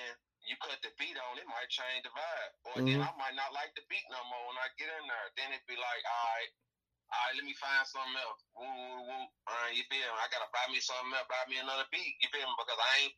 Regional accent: Columbia, Tennessee, United States; I'm from Columbia, Tennessee

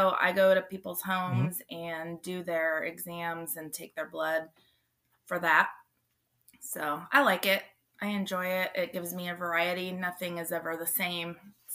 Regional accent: 45 minutes southeast of San Francisco, California, United States; moved away as an adult; also born or lived in Denver, Colorado / Santa Barbara, California / Central Valley, California / Beloit, Kansas; now in Kansas City, United States; I grew up 45 minutes southeast of San Francisco. And then I moved down to Santa Barbara for school and lived there for a while, and then moved back up to the Central Valley and lived there for about 7 years

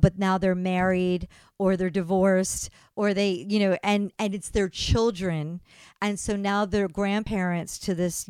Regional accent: East Coast, United States; growing up on the East Coast

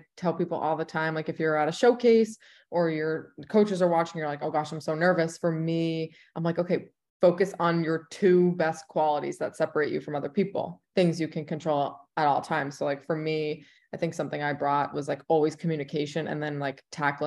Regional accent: New York, United States; moved away as an adult; also born or lived in Indiana / Houston / North Carolina / Los Angeles; now in Chicago, United States; I'm from New York

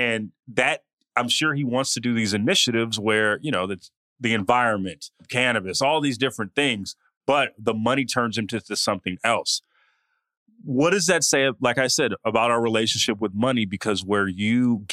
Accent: the Bay Area, California, United States; I'm from the Bay, so I kind of saw Silicon Valley happen as it happened

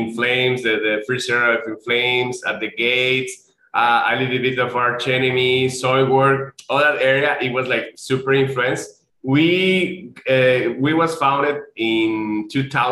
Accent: near Cancun, southern Mexico, Mexico; we are from the south part of Mexico. You know, I think it's very well known because we are very close to Cancun

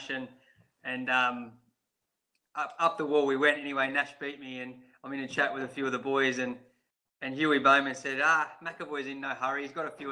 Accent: Streaky Bay, South Australia, Australia; Streaky Bay, which is where I grew up

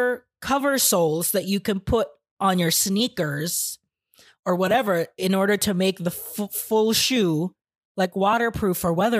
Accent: Phoenix, Arizona, United States; growing up in Phoenix

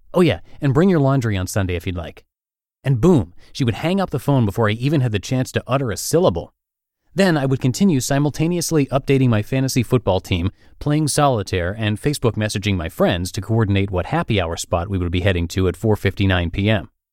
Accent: Maine, United States; moved away as an adult; now in San Diego, United States; my home state of Maine

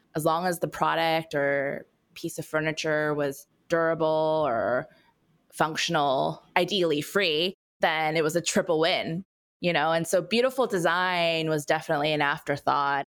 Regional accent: California, United States; born and raised in California gal in me

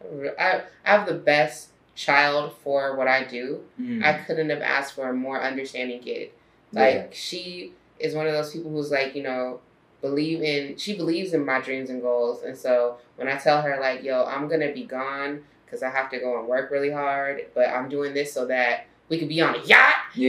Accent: Corona, California, United States; I'm actually from Southern California, but I'm not from like LA. I'm from the suburbs. I'm from Corona

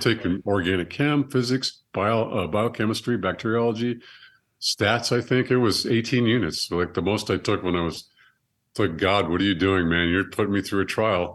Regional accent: Monterey, California, United States; had me in Monterey, California, held me for ten days

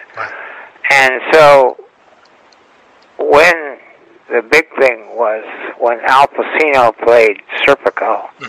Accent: Los Angeles, California, United States; I grew up in West Los Angeles. I went to Hamilton High School.

